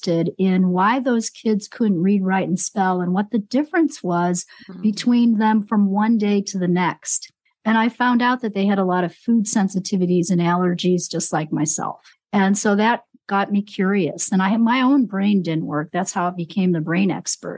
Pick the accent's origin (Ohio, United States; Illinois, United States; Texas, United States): Illinois, United States; Chicago; now in New Mexico, United States; I'm in New Mexico. Yeah, I was born and raised in Chicago